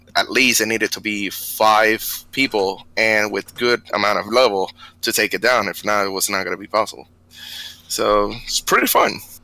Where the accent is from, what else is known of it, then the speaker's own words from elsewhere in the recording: Bayamón, Puerto Rico; moved away as an adult; now in Texas, United States; I'm from Puerto Rico, Bayamon